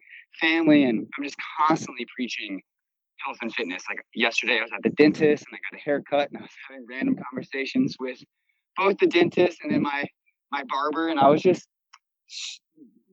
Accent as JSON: {"language": "English", "town": "Mandeville", "region": "Louisiana", "country": "United States", "tie": "born or raised there", "moved": "as an adult", "lives_now": "Austin, United States", "said": "I'm from Mandeville, Louisiana, right outside of New Orleans"}